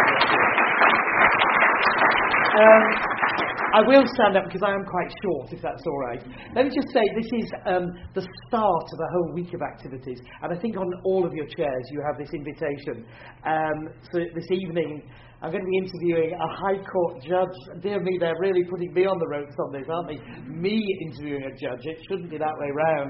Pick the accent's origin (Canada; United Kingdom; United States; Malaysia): United Kingdom; Yorkshire and the Humber; I am a Yorkshireman